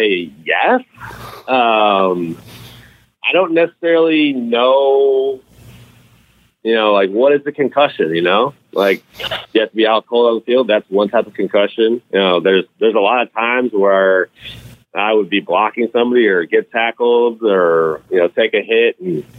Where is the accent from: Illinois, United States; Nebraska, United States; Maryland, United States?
Illinois, United States; Chicago; also born or lived in Wisconsin; growing up in Chicago